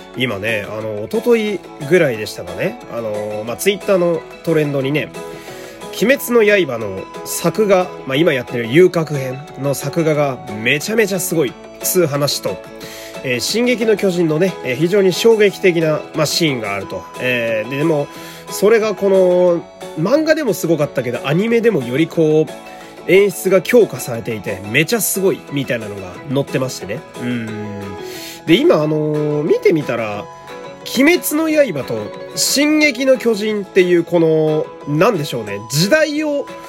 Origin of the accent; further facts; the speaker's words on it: Fukui, Japan; moved away as an adult; now in Tokyo, Japan; 福井私の地元、えー、福井ってね